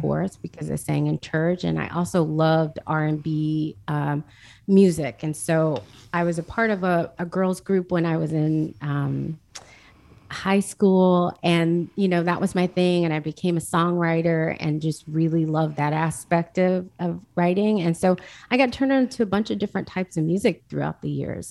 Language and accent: English; Jackson, United States; I grew up in Jackson